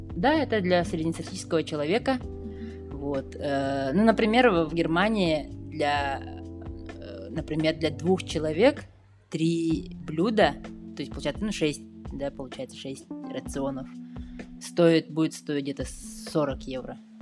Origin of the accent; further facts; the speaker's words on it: Yakutia, Sakha Republic, Russia; moved away as an adult; now in Berlin, Germany; я из Якутии